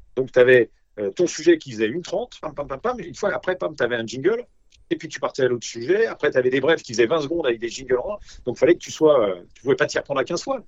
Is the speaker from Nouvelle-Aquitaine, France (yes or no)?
no; Nancy, Grand Est, France; moved away; also born or lived in Paris; je suis originaire de Nancy